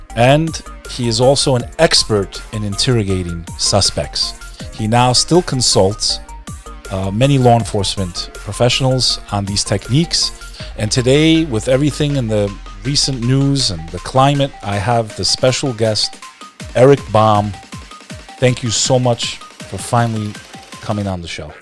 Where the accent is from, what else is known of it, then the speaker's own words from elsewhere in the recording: New Jersey, United States; also born or lived in Texas; I was born in Texas, grew up in Jersey